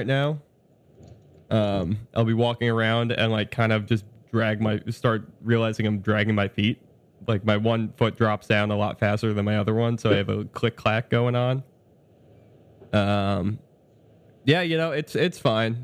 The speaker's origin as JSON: {"language": "English", "region": "New York", "country": "United States", "moved": "yes", "lives_now": "Chicago, United States", "said": "being a New Yorker"}